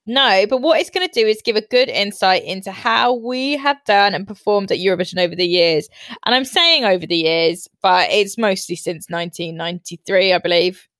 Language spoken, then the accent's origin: English; United Kingdom; we are so proud to be British